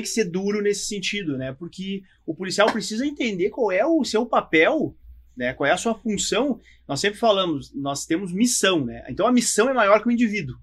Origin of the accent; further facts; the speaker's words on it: Rio Grande do Sul, Brazil; optei em ficar no Rio Grande do Sul, porque eu queria ficar na minha terra